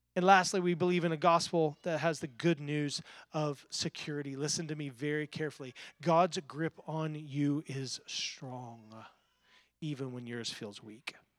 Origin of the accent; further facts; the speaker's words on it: the Bible Belt, United States; I grew up in the Bible Belt